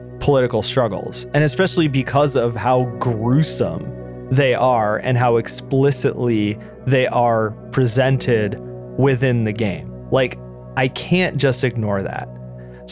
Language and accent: English; United States; as an American